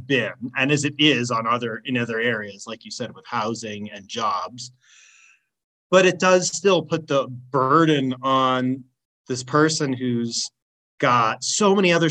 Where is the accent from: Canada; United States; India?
United States; Washington; I'm from Washington State